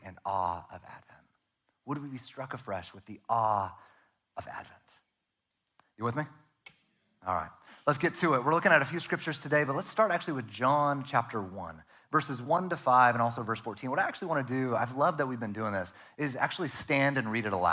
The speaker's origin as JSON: {"language": "English", "region": "Northern California", "country": "United States", "also_born_or_lived": "Arizona", "moved": "yes", "lives_now": "Oregon, United States", "said": "I'm from Northern California"}